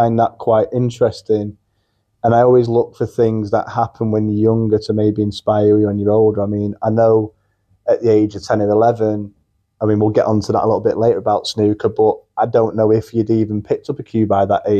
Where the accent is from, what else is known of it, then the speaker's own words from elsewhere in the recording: Urmston, Davyhulme, North West England, United Kingdom; I am a Mancunian. I'm born and bred in Erpston, Davy, which is near the Trafford Centre